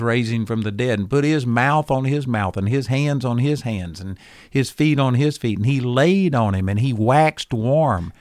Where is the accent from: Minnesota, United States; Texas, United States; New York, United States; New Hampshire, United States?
Texas, United States; I was a hick from Texas